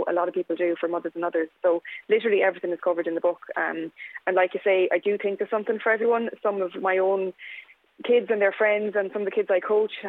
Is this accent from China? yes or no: no; Kilkenny, Leinster, Ireland; moved away; when I was growing up in Kilkenny